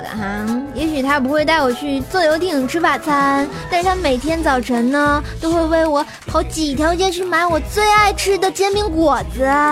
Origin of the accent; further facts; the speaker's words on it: Tianjin, China; 用我们天津人的话就是啊，骂千不千的，乐呵乐呵，得了